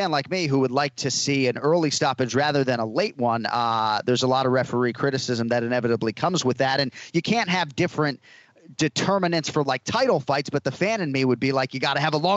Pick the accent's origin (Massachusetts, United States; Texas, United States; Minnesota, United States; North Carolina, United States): Massachusetts, United States; Boston; now in Florida, United States; I am from Boston.